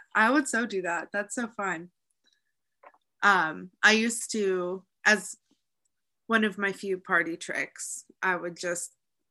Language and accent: English; Chicago, Illinois, United States; accent: Midwest; moved away; And then I'm from Chicago, Illinois. So apparently I have a bit of a Midwest accent, but it's heavier when I'm on the phone with my parents, according to other people.